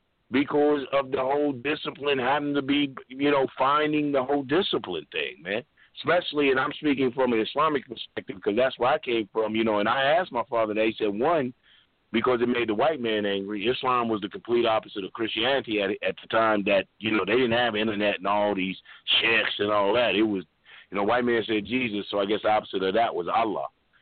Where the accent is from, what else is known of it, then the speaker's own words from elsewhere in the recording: Long Island, New York, United States; now in Toronto, Canada; And I'm going … from Strong Island, who currently resides in Toronto.